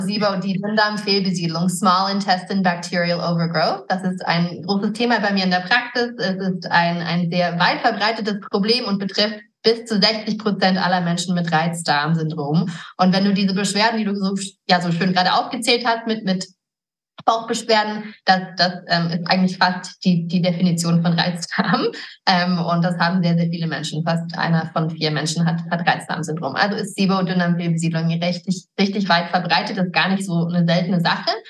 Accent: Garmisch-Partenkirchen, Bavaria, Germany; moved away as an adult; also born or lived in United States; now in Idstein, Germany; ich bin auch hier geboren. Meine Eltern sind Amerikaner und ich bin hier in, in Garmisch in den Bergen aufgewachsen

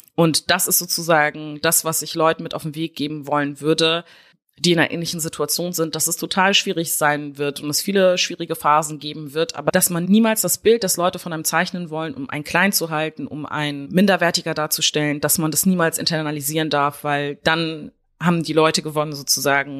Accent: West Germany, Germany; ich bin halt in Westdeutschland aufgewachsen

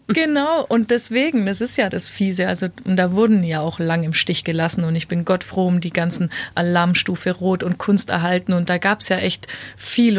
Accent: Weißenhorn, Bavaria, Germany; moved away as an adult; Ich bin ja später tatsächlich wieder in meine Heimat Weißenhorn zurückgezogen

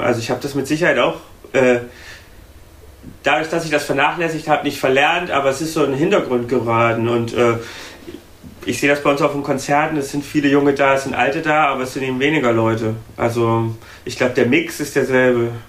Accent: Thuringia, Germany; now in Berlin, Germany; nach Thüringen, wo ich herkomme

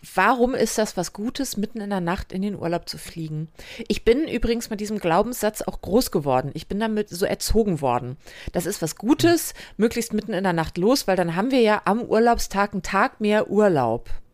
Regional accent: western Germany, Germany; bin halt ein Kind des Westens

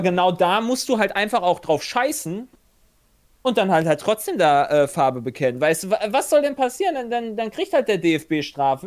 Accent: Germany; also born or lived in Hungary; als Deutscher

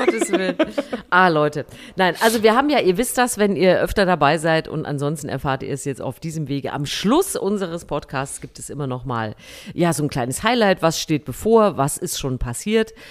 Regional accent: Thuringia, Germany; in Thüringen in meiner Kindheit auf dem Wäscheplatz meiner Mutter

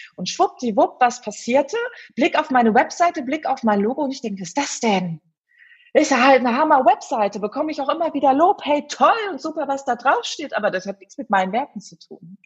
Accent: Herten, North Rhine-Westphalia, Germany; ich komme hier mitten aus dem Ruhrpott, aus dem wunderschönen Herten

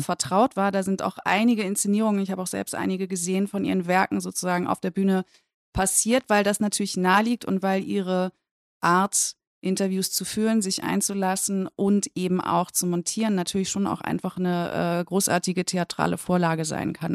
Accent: West Germany, Germany; aus meiner Warte als Westdeutsche

